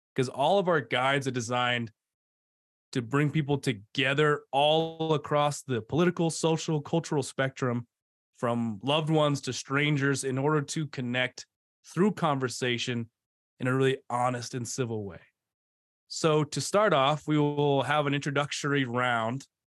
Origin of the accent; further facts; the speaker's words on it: D.C., District of Columbia area, United States; moved away; also born or lived in Provo, Utah; I grew up outside of Washington, D C